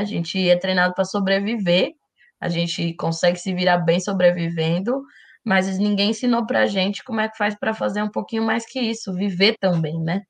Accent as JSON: {"language": "Portuguese", "town": "Taboão da Serra", "region": "São Paulo", "country": "Brazil", "tie": "born or raised there", "said": "eu cresci no Taboão da Serra, que é muito perto do Capão Redondo"}